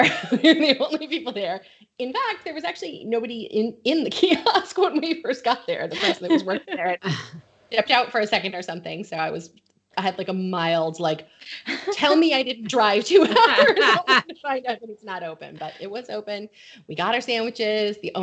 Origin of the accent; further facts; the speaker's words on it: Connecticut, United States; accent: Connecticut; I'll go back to my normal Connecticut accent now